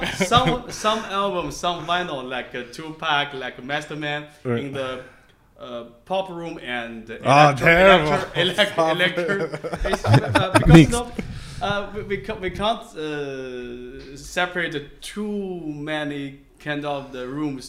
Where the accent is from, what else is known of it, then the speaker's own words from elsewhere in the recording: Xi'an, Shaanxi, China; English is a second language; now in Shenzhen, China; I'm from Xi'an. I'm Xi'an.